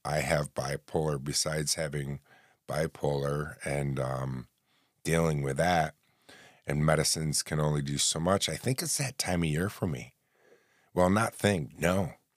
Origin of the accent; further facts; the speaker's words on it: New Haven, New York, United States; also born or lived in Oswego, New York; my hometown of New Haven, New York, which is about fifteen minutes from Oswego, the city I live